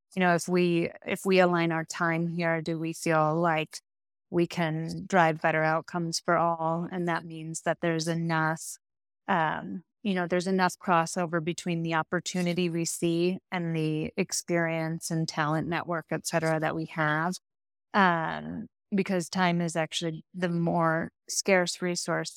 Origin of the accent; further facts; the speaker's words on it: Midwest, United States; I'm a Midwesterner